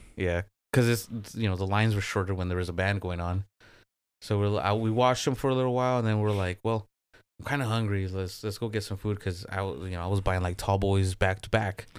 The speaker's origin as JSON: {"language": "English", "region": "Michoacán", "country": "Mexico", "said": "in the native language of the Purépechas, which is where I'm from in Mexico"}